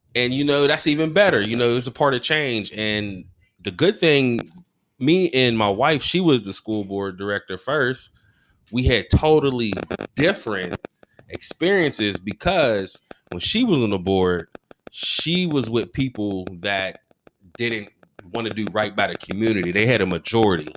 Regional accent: United States; also born or lived in Garfield / Wilkinsburg; I was born you know, Lincoln, moved to Garfield, you know, played for them when I was a Gator and everything. Then okay. I moved back to Lincoln

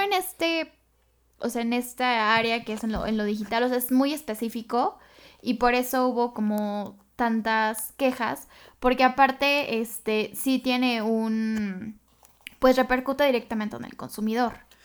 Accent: Mexico

